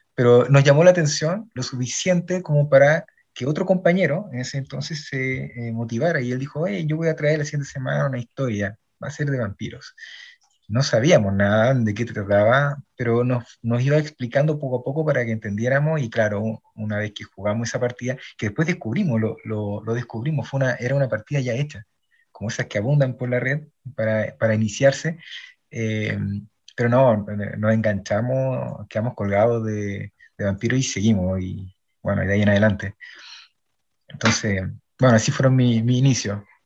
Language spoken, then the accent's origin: Spanish; Santiago, Santiago Metropolitan Region, Chile; también soy de Chile, de Santiago